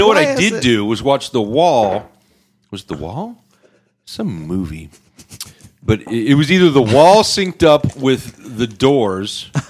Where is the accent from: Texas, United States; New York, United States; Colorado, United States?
Texas, United States; But no, really, I'm from Texas.